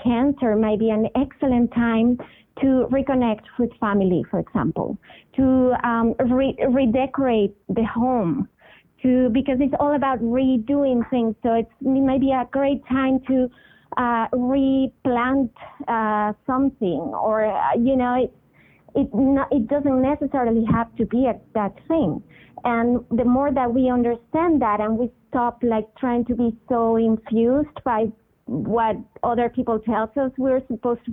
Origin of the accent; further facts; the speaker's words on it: Venezuela; I was born in Venezuela, which is in South America, and I grew up going to the beach and going to this island called Margarita.